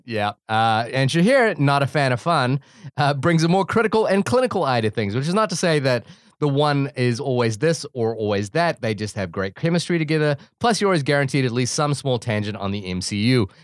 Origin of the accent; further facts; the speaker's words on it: Wellington, New Zealand; also born or lived in Fiji / Brooklyn, New York; now in New York, United States; it's set in my hometown of Wellington, and there are so many jokes that are specific to growing up in Wellington